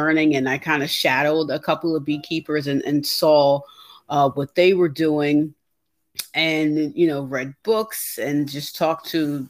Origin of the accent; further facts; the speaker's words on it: New York, United States; now in New Jersey, United States; I'm originally from New York, but I live in New Jersey.